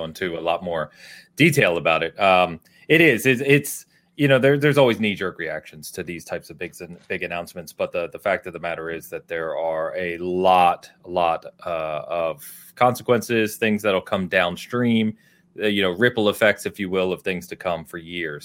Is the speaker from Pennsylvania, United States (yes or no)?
yes; outside of Philadelphia, Pennsylvania, United States; I, I grew up outside of Philadelphia